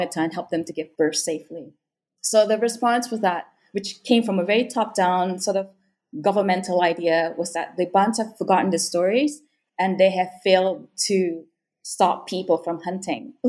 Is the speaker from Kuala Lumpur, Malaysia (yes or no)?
no; Sarawak, Malaysia; So I was born and raised in Sarawak. I am Bidayuh